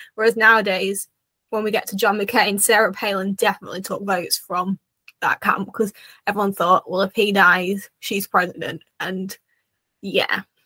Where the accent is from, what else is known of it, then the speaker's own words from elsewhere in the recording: United Kingdom; as a Brit